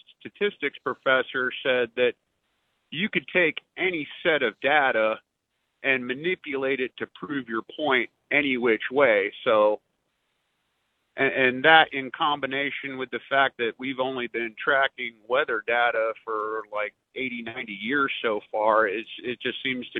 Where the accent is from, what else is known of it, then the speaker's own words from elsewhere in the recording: Northeast, United States; now in Mississippi, United States; I'm originally from the Northeast